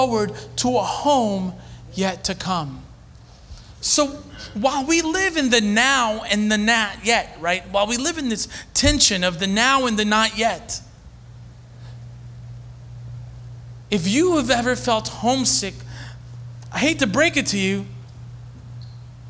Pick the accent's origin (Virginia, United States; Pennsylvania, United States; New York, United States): New York, United States; Hempstead; moved away as an adult; now in Philadelphia, United States; I'm from Hempstead, New York